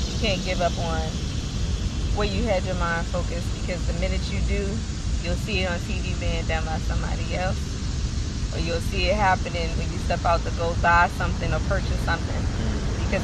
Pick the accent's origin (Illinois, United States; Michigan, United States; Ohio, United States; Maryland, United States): Maryland, United States; Baltimore; I'm from Baltimore.